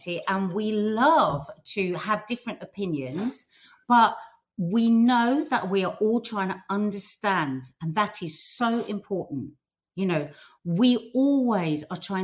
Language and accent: English; United Kingdom; as a British Arab